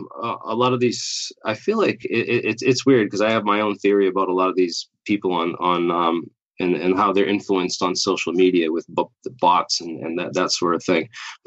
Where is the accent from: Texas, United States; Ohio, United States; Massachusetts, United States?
Massachusetts, United States; Boston; And I'm from Boston. I lived there for a couple of years.